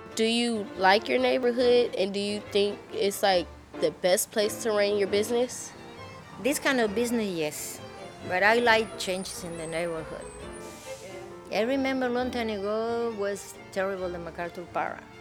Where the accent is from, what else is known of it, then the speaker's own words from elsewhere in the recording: Buenos Aires, Argentina; English is a second language; moved away; also born or lived in Madrid, Spain; my family moved to Buenos Aires City when I was one year and a half